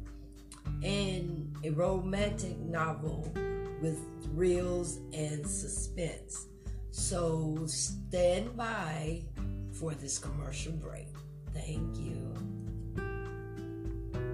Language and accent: English; Myrtle Beach, South Carolina, United States; my hometown of Myrtle Beach